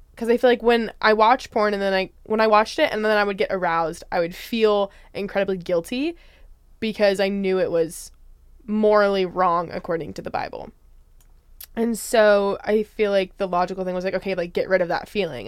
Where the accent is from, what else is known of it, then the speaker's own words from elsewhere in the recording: Spokane, Washington, United States; moved away; I'm originally from Spokane, Washington.